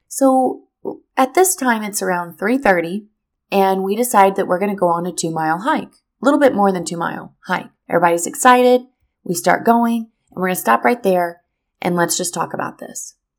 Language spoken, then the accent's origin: English; Missouri, United States; moved away as an adult; now in Florida, United States; in Missouri. That's my hometown. That is where I'm from.